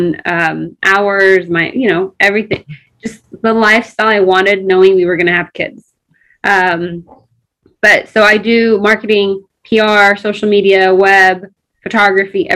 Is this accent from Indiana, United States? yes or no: yes; Crawfordsville, Indiana, United States; English is a second language; moved away as an adult; also born or lived in Ethiopia; now in Los Angeles, United States; Indiana. So I grew up in Indiana until I was 19.